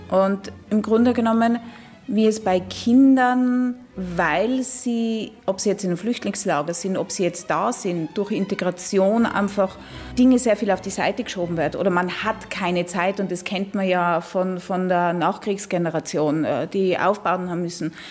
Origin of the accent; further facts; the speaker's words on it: Innsbruck, Tyrol, Austria; now in Luxembourg; ich bin in Innsbruck aufgewachsen. Ich weiß genau, wo seine äh, Figuren umgehen